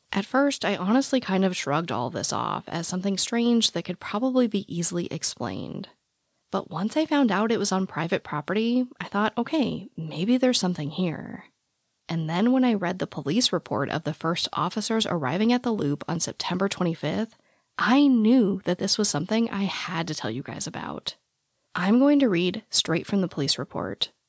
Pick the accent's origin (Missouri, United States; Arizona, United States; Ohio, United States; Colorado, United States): Arizona, United States; growing up in the Arizona desert